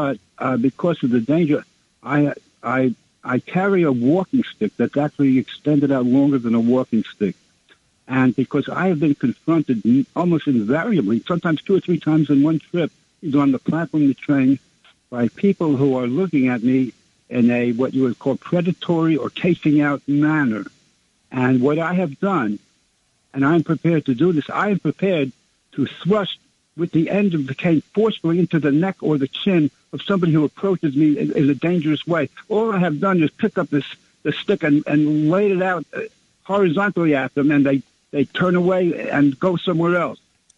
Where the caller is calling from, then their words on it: Brooklyn, New York, United States; … from Brooklyn.